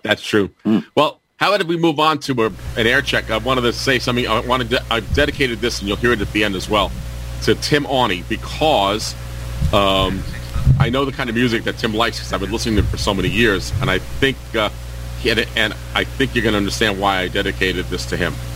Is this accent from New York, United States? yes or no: yes; New York City, New York, United States; growing up in the Bronx